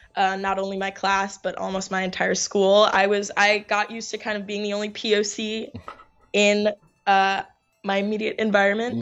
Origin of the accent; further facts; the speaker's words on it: New York, United States; also born or lived in Finland; I'm from New York, born and raised